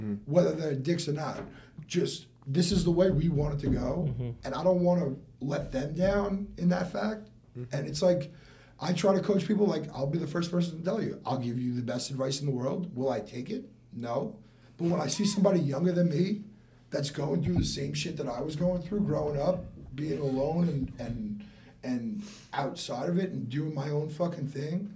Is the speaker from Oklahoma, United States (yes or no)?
no; West Islip, New York, United States; now in West Palm Beach, United States; I'm from Long Island. West Ice of New York